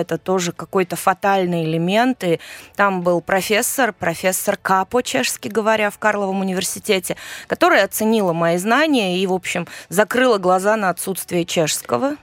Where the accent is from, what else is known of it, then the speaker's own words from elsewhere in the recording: Saint Petersburg, Russia; moved away as an adult; now in Prague, Czech Republic; я родилась в Ленинграде